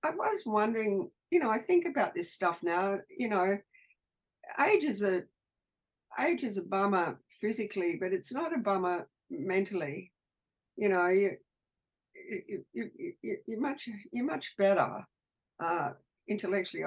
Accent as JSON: {"language": "English", "country": "Australia"}